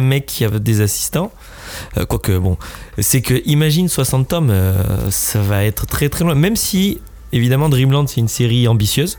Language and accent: French; France; Je suis un Français